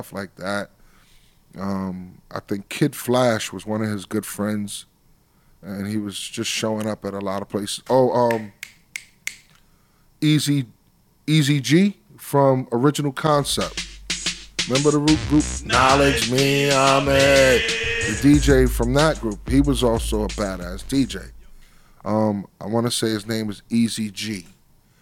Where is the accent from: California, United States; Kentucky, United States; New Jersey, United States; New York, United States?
New York, United States; New York City; also born or lived in Long Island, New York / Bronx, New York; Although I grew up in Brooklyn, I represent Long Island to the fullest because that's where it started